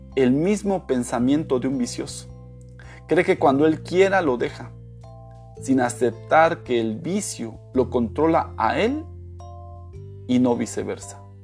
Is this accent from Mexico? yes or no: yes; Mexico; moved away; also born or lived in Florida, United States / Michigan, United States / Quintana Roo, Mexico; Después de haber vivido en Estados Unidos 18 años, ahora volví a mi país